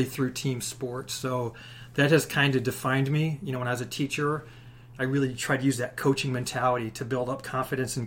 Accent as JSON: {"language": "English", "town": "Chicago", "region": "Illinois", "country": "United States", "tie": "born or raised there", "also_born_or_lived": "Michigan", "said": "started out living on the south side of Chicago during a time, you know, in the 70s"}